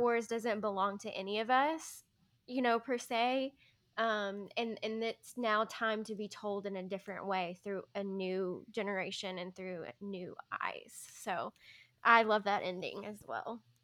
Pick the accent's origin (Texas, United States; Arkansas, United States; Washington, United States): Arkansas, United States; we're from Arkansas, you know, all of us have grown up in the South.